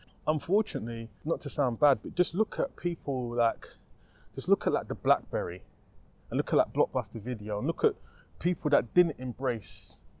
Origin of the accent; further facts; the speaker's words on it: United Kingdom; we're British, darling.